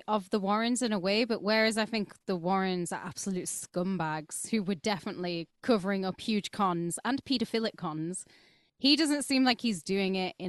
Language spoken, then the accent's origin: English; Wakefield, Yorkshire and the Humber, United Kingdom; It is. I mean, Wakefield. We're the Crips. We're from Wakefield.